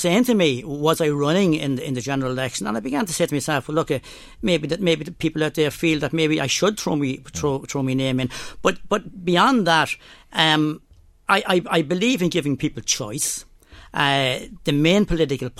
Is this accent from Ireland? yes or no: yes; Termonfeckin, County Louth, Ireland; I'm from Temin Feckin, Drogheda, County Louth, and I'm a farmer